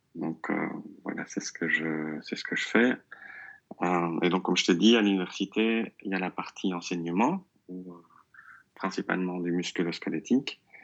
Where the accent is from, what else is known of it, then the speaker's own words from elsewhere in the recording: Belgium; first language French; also born or lived in near Brussels (Flemish side); Je suis belge. Euh, je vis euh, tout près de Bruxelles, dans, un petit village euh, du côté néerlandophone